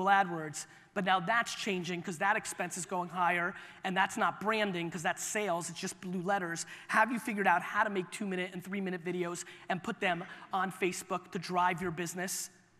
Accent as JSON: {"language": "English", "country": "Russia", "tie": "born there", "said": "As I told you, I was born in Russia."}